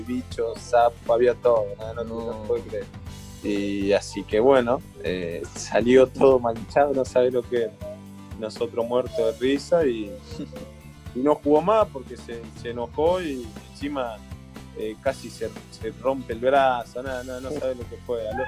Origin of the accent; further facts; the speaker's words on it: Argentina; nosotros los argentinos